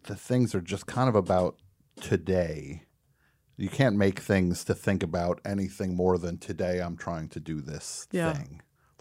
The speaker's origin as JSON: {"language": "English", "region": "New Jersey", "country": "United States", "tie": "born or raised there", "moved": "as an adult", "lives_now": "New York, United States", "said": "I'm from New Jersey, so I was there my whole life"}